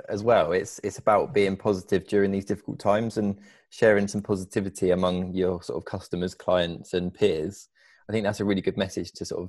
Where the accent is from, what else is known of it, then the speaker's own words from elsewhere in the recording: United Kingdom; I'm a British racing driver